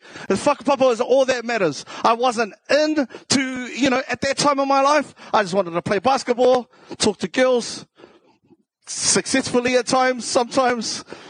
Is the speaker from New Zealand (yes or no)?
yes; Waitara, Taranaki, New Zealand; accent: South Auckland; also born or lived in South Auckland; Yeah, I'm from originally from Taranaki, from Te Ate Awa.